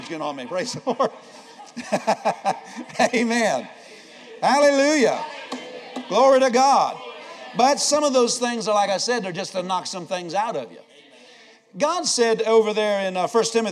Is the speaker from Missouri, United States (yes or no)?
no; Pennsylvania, United States; also born or lived in Iowa; I grew up in Pennsylvania as a state.